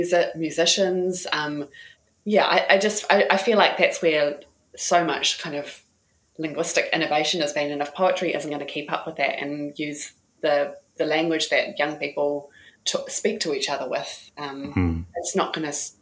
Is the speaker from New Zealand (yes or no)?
yes; New Zealand; we grew up in New Zealand with a very British tradition of poetry